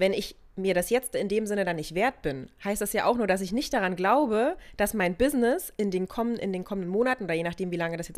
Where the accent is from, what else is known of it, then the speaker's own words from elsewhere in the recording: Germany; bei uns in Deutschland